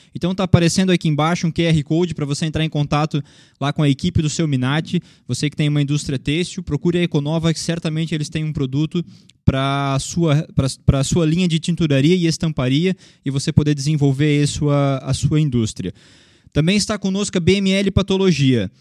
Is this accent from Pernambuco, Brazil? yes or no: no; Luiz Alves, Santa Catarina, Brazil; como bom Luiz Alvense